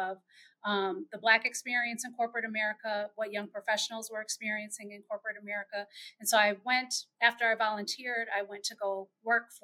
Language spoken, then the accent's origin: English; Chicago, Illinois, United States; I am born and raised in Chicago, Illinois